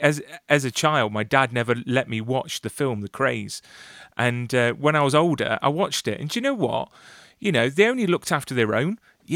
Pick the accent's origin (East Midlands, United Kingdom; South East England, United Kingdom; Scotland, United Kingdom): East Midlands, United Kingdom; Nottingham; I'm originally from Nottingham